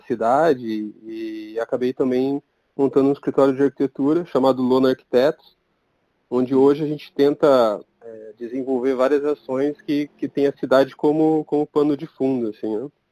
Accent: Curitiba, Paraná, Brazil; eu sou curitibano

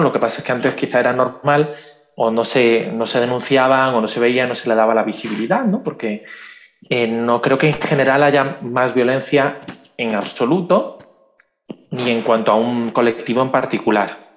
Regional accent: Spain; soy de España

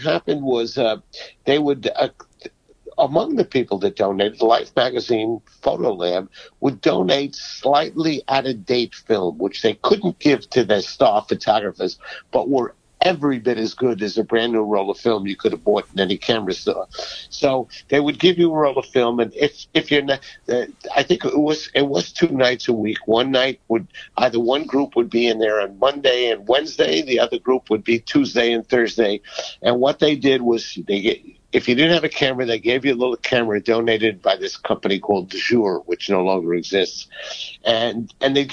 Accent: New York City, New York, United States; a Jewish kid growing up on the Lower East Side

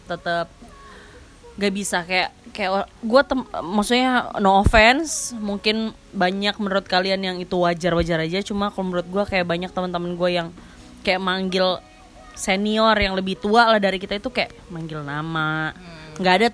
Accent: Jakarta, Indonesia; gue sebenarnya lahir doang di Jakarta gede baru cuma sampai SD doang di sini

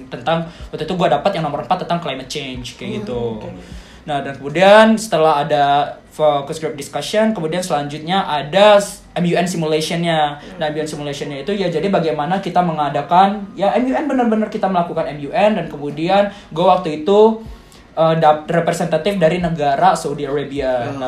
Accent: Padang, West Sumatra, Indonesia; Orang, gue asli Padang, orang tua gue Bukit Tinggi, Solo. Nah tapi orang gue orang tua gue tuh sering pindah-pindah, pindah ke Aceh lah

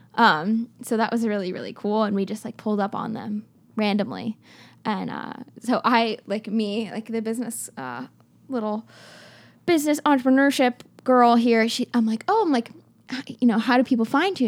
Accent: Florida, United States; now in Los Angeles, United States; I grew up, obviously, in, in America. I'm from Florida

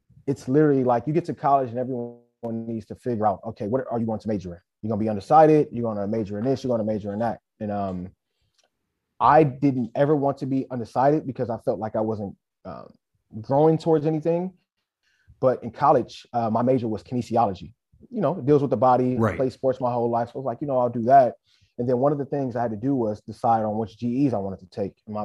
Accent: Inglewood, California, United States; also born or lived in South Central, Los Angeles; I'm from Inglewood, California. I've grown up everywhere in LA, really. So depending on who I speak with, I'll say South Central or I'll say Inglewood

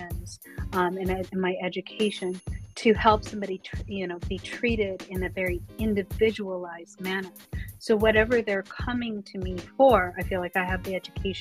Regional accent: Colorado, United States; I come from Colorado

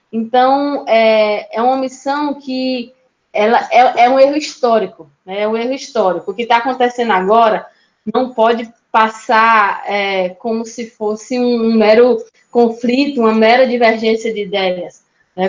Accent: Natal, Rio Grande do Norte, Brazil; Eu sou de Natal, Rio Grande do Norte

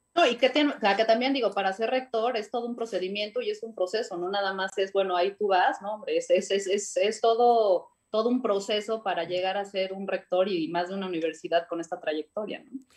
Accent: Puebla, Mexico; como poblanos

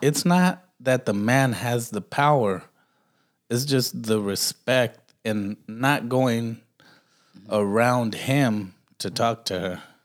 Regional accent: Los Angeles, California, United States; moved away; I'm from Watts, bro.

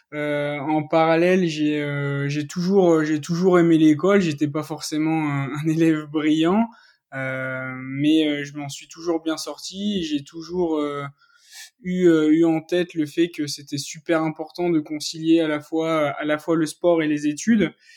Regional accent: Clermont-Ferrand, Auvergne-Rhône-Alpes, France; je suis originaire de Clermont-Ferrand

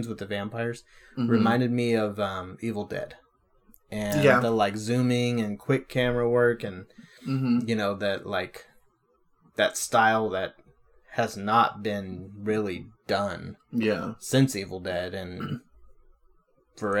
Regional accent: California, United States; We're from California

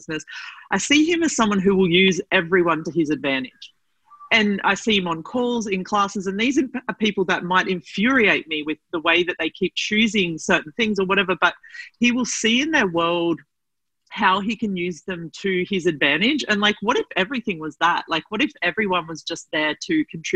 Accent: Australia; I'm Australian

